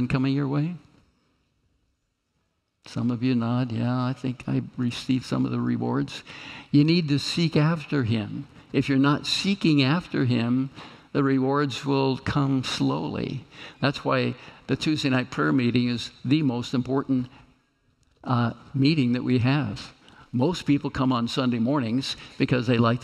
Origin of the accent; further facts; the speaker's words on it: Kansas, United States; moved away; I'm come from Kansas